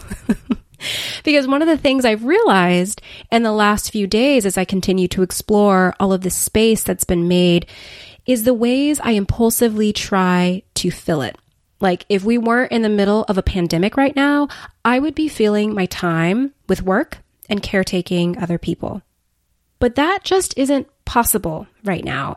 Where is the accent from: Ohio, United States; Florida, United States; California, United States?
California, United States; Los Angeles; moved away as an adult; move cross-country back to L A, my hometown